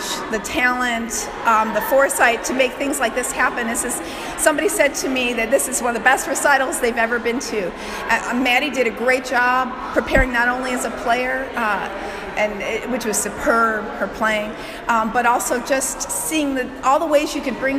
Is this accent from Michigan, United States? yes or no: yes; Michigan, United States; now in Youngstown, United States; I'm from out of the area originally. I'm from Michigan